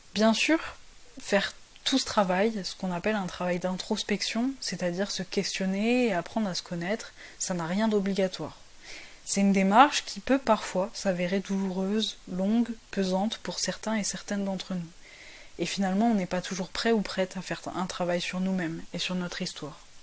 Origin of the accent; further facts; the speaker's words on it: France; also born or lived in Paris / south of France / Portugal (ancestry); je suis française avec des origines portugaises.